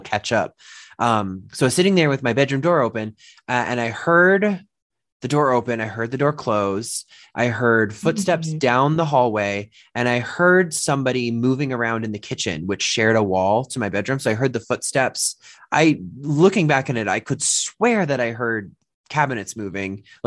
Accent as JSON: {"language": "English", "region": "Massachusetts", "country": "United States", "tie": "born or raised there", "also_born_or_lived": "Dorchester, Boston", "moved": "yes", "said": "Growing up in Massachusetts"}